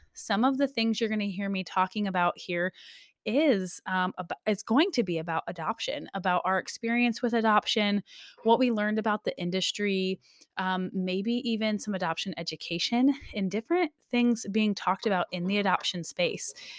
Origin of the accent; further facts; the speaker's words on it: Michigan, United States; now in Alaska, United States; I was, um, born and raised in Michigan most of my life. However, I have officially been an Alaska resident more than half of my life.